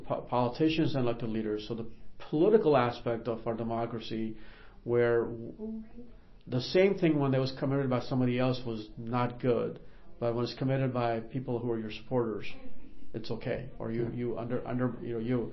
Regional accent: Northern Virginia, United States; also born or lived in Karachi, Pakistan / Arlington, Virginia / Boston; now in Dayton, United States; growing up in Northern Virginia

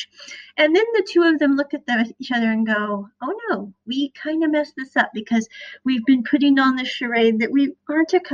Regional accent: Midwest, United States; I'm from the Midwest

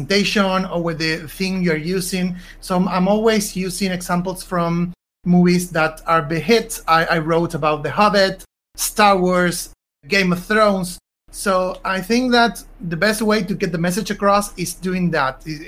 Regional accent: Argentina; I'm from Argentina

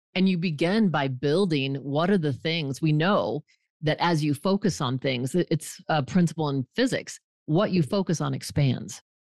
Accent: Fort Collins, Colorado, United States; moved away as an adult; I grew up in Fort Collins, Colorado, moved away for twenty years, and for the last decade, I've been back.

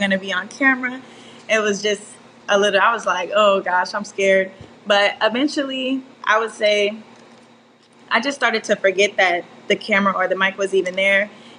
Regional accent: Conyers, Georgia, United States; moved away as an adult; also born or lived in Miami, Florida; now in Tallahassee, United States; I'm originally from Miami, Florida, but I've lived in the metro Atlanta area for most of my life, Conyers, Georgia.

